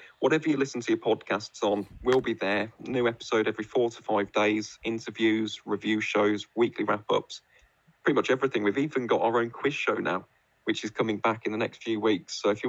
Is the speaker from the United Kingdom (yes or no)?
yes; Midlands, United Kingdom; I'm from the Midlands.